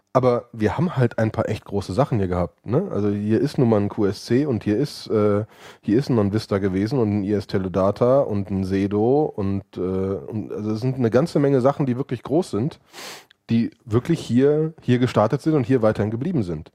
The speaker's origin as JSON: {"language": "German", "town": "Cologne", "region": "North Rhine-Westphalia", "country": "Germany", "said": "ich bin äh, Kölner, Familienvater, Serienunternehmer"}